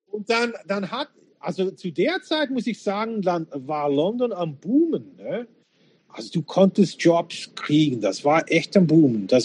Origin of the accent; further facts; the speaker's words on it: Slovakia; born there; ich bin in der Slowakei geboren, bin Bürger und so weiter.